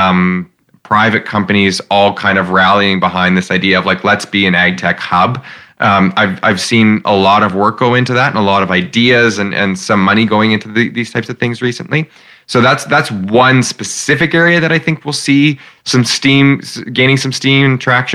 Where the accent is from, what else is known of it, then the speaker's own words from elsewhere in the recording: Regina, Saskatchewan, Canada; I grew up in Regina. I'm from here.